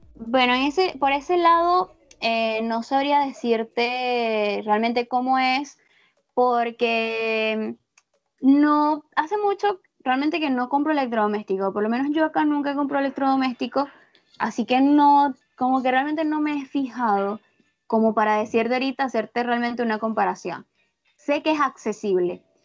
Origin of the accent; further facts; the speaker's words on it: Venezuela; accent: Venezuelan; moved away as an adult; also born or lived in Brazil; now in Argentina; recuperé mi acento venezolano